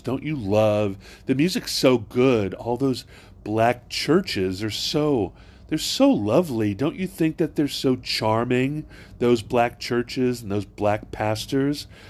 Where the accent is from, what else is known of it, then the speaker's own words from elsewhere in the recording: Hawaii, United States; also born or lived in South Arlington; now in Arlington, United States; I grew up in Hawaii and I went to Saint Louis School